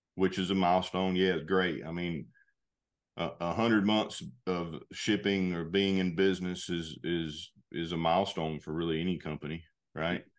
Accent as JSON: {"language": "English", "region": "North Carolina", "country": "United States", "tie": "born or raised there", "moved": "as an adult", "lives_now": "Georgia, United States", "said": "I grew up in North Carolina, actually. I, I live in Georgia now."}